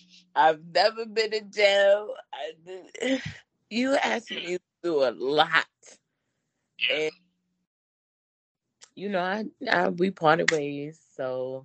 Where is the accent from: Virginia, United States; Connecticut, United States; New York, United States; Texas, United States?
Virginia, United States; now in California, United States; So, you know, I was living in California. I'm originally from Virginia.